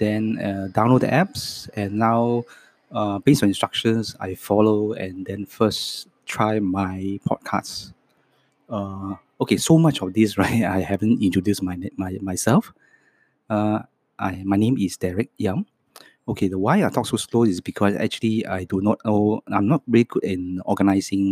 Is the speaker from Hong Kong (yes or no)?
yes; Hong Kong; first language Cantonese; English is a second language; moved away as an adult; also born or lived in Townsville, Australia; I was born in Hong Kong. And my mother tongue's language is Cantonese. So my second language is English